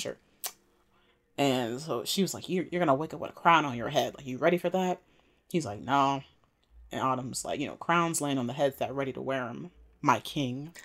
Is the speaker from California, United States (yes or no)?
no; Maryland, United States; I'm from Maryland